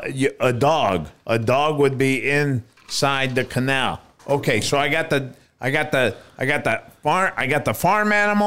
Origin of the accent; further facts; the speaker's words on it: Lebanon; Well, just because I'm from Lebanon?